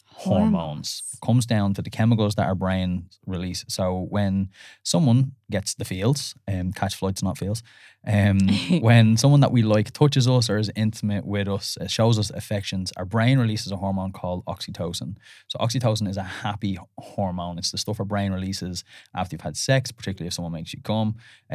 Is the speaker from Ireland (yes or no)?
yes; Ireland; and then because we're Irish, then we put an accent on it.